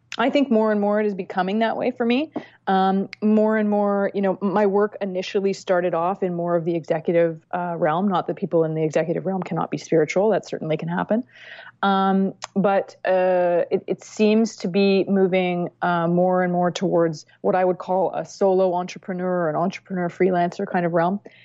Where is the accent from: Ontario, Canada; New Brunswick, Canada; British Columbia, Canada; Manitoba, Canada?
British Columbia, Canada; Vancouver; I grew up in Vancouver, British Columbia